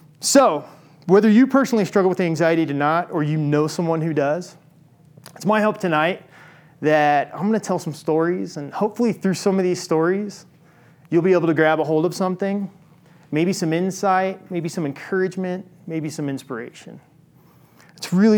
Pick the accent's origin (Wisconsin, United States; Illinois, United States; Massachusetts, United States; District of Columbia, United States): Illinois, United States; I grew up in Illinois